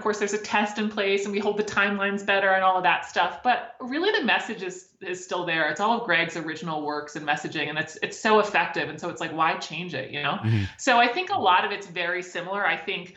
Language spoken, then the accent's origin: English; Maryland, United States; I'm from Maryland